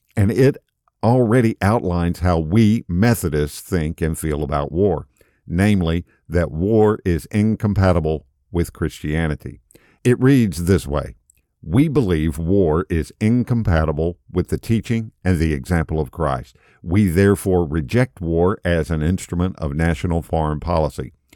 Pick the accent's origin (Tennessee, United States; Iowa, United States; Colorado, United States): Tennessee, United States; now in Florida, United States; I'm from Tennessee originally. I live in Florida now